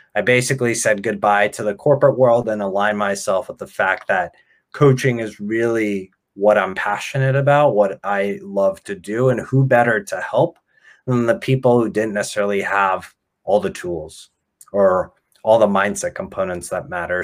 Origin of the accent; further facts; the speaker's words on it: Ukraine; now in United States; I was born in Ukraine